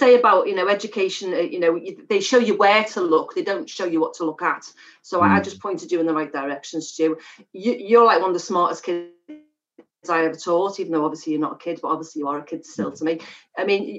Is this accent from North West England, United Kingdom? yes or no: yes; Liverpool, North West England, United Kingdom; a Scouser